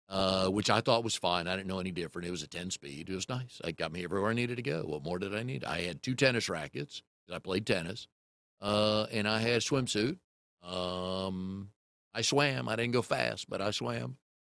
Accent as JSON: {"language": "English", "town": "Fairfax", "region": "Virginia", "country": "United States", "tie": "born or raised there", "said": "So it was a lot of fun growing up in Fairfax."}